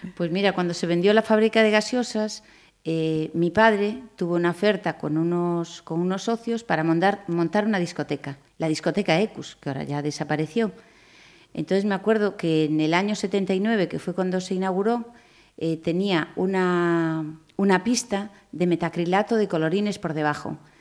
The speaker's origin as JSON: {"language": "Spanish", "town": "Pontevedra", "region": "Galicia", "country": "Spain", "tie": "born or raised there", "also_born_or_lived": "Madrid", "said": "me quería venir para Pontevedra porque era mi tierra"}